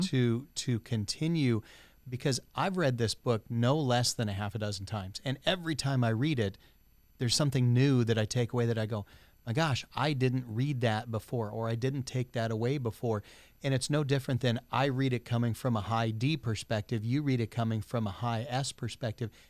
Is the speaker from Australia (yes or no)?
no; United States; as an American society